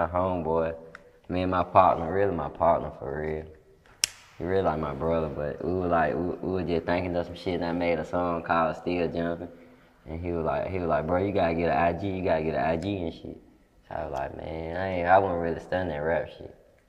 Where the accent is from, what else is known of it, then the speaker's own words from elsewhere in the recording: Detroit, Michigan, United States; born there; now in Cleveland, United States; I was born in Detroit, too.